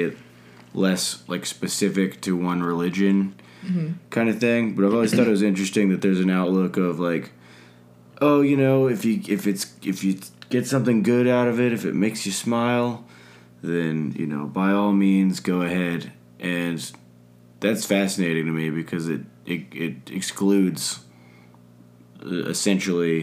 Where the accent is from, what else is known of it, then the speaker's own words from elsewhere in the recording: Atlanta, Georgia, United States; I was raised Methodist here in Atlanta